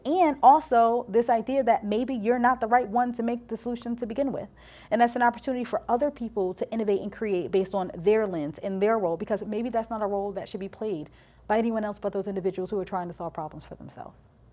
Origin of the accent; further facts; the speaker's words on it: East Orange, New Jersey, United States; I'm from East Orange, New Jersey, and, um, listen, I was raised there